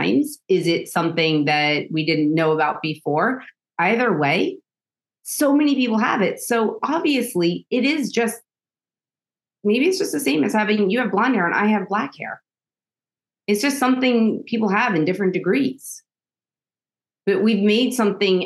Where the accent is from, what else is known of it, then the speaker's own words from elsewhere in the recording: New York City, New York, United States; now in Germany; I grew up in Staten Island, New York